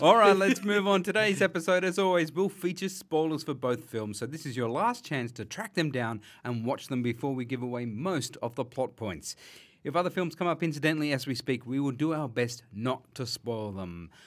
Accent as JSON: {"language": "English", "town": "Penrith", "region": "New South Wales", "country": "Australia", "tie": "born or raised there", "said": "I grew up out west around Blacktown and Penrith"}